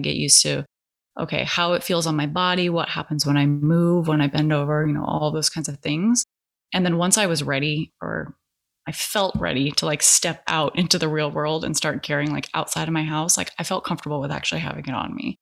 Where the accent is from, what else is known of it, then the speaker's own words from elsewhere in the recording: California, United States; now in Portland metro area, United States; I'm actually from California